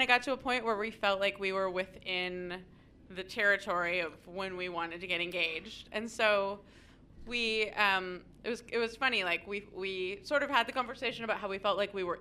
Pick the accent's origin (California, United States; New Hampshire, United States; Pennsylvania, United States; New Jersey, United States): California, United States; Sonoma County; I grew up in Sonoma County